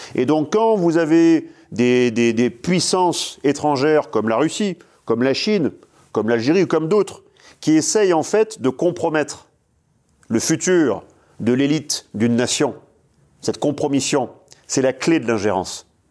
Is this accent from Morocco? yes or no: no; La Seyne-sur-Mer, Provence-Alpes-Côte d'Azur, France; moved away; also born or lived in La Flèche, Sarthe; je suis né à la Seine-sur-Mer